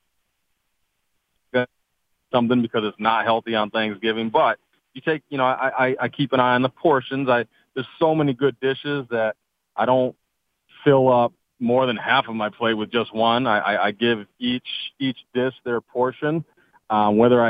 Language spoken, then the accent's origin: English; Michigan, United States; I am born and raised in Michigan